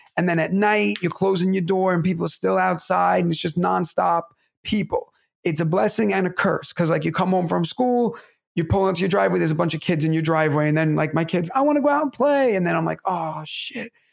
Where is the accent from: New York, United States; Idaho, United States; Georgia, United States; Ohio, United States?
New York, United States; New York City; it's New York City, my hometown